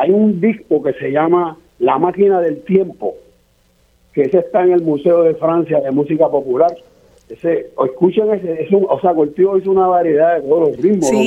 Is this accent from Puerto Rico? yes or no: yes; Arroyo, Puerto Rico; yo soy de Arroyo, mi papá era músico mi papá era músico y abogado